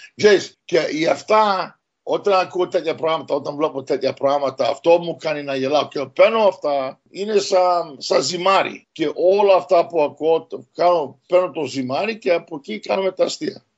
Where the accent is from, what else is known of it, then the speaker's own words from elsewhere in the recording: Montreal, Quebec, Canada; εγώ γεννήθηκα στο Μοντρεάλ, στον Καναδά